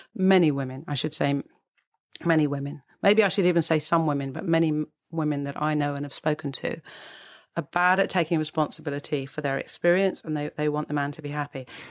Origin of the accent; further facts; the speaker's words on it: United Kingdom; as we're British